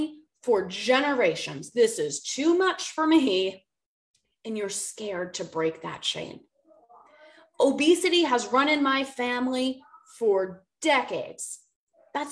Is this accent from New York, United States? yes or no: no; Boston, Massachusetts, United States; moved away as an adult; also born or lived in the South (US); now in the South, United States; I'm from Boston